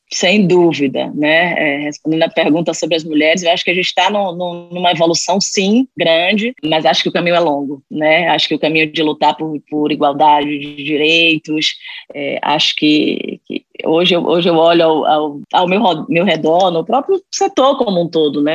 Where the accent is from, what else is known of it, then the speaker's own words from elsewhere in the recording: Bahia, Brazil; accent: Bahian; moved away; Eu não sei se vocês perceberam pelo meu sotaque, eu sou baiana